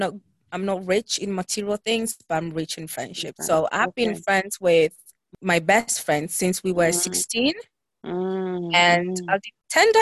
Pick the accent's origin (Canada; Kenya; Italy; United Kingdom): Italy; We were born and raised in Italy, but our roots are from Ghana, West Africa.